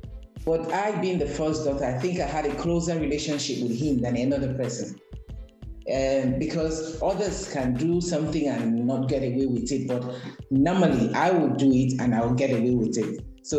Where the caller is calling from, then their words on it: Lagos, Nigeria; I'm speaking from Lagos, Nigeria.